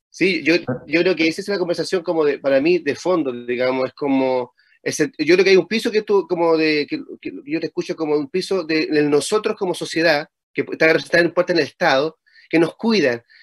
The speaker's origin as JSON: {"language": "Spanish", "country": "Chile", "said": "Chile tiene una forma muy rara de hablar"}